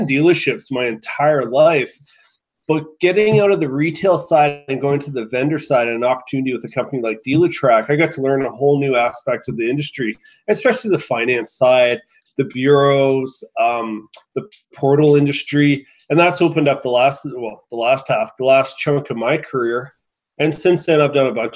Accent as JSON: {"language": "English", "region": "Ontario", "country": "Canada", "tie": "born or raised there", "said": "I grew up in Ontario"}